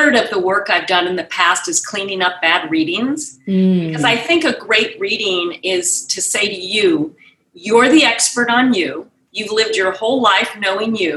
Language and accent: English; New York City, New York, United States; now in Santa Barbara, United States; I was born in New York from a Jewish intellectual family